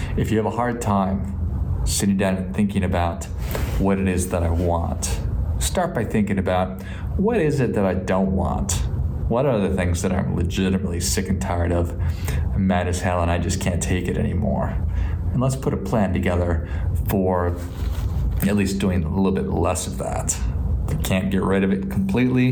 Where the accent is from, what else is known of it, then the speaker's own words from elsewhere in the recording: Midwest, United States; I grew up in the Midwest